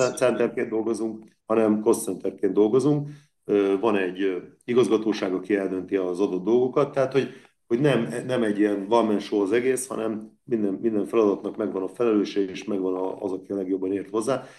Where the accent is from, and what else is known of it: Veszprém, Veszprém County, Hungary